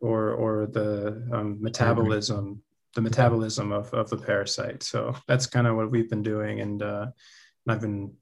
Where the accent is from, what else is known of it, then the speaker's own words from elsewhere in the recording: southeastern Connecticut, United States; moved away as an adult; also born or lived in Peru; now in Utah, United States; We're originally from Peru. I grew up in southeastern Connecticut